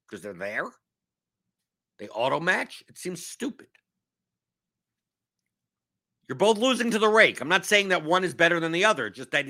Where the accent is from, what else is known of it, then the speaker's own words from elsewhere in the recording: New York, United States; I've seen Hamilton here. I came from New York. I don't need that.